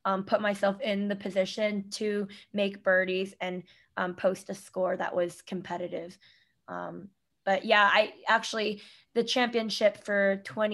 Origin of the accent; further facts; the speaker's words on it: Solon, Ohio, United States; moved away as an adult; now in New York, United States; growing up in Ohio